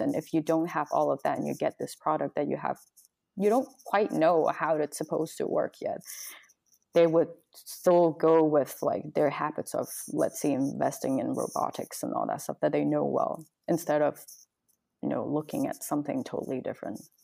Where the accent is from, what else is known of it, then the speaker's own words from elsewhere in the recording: Guangzhou, Guangdong, China; now in Southern California, United States; I come from China, Guangzhou, which was close to Hong Kong